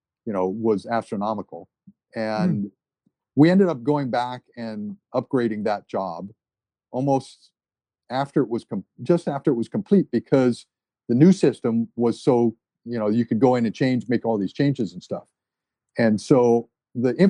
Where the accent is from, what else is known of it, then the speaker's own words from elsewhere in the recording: Maui, Hawaii, United States; also born or lived in New Jersey; that's where we grew up on Maui, was up country.